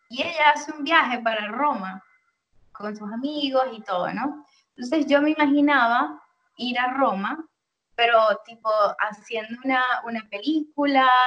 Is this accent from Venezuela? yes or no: yes; Venezuela; cuando tienes que te representa, dices yo soy venezolana, pero al final de cuentas, bueno, es un papel que, que, que está contigo igual. O sea, tú vas a ser venezolana donde quiera que estés, eso nunca lo vas a perder.